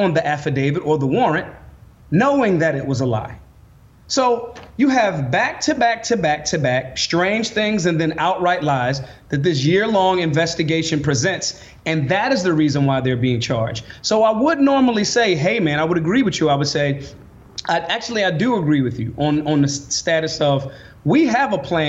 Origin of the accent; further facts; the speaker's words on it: United States; we as the American people